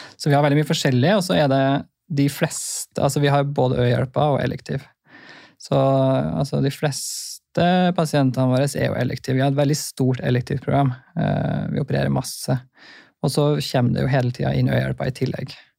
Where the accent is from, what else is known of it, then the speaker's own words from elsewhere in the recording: Trondheim, Trøndelag, Norway; also born or lived in Bøler, Oslo; now in Oslo, Norway; Kommer fra Trondheim